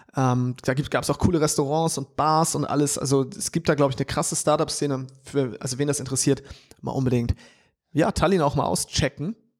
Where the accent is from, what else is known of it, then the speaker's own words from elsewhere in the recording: Hamburg, Germany; ich als Hamburger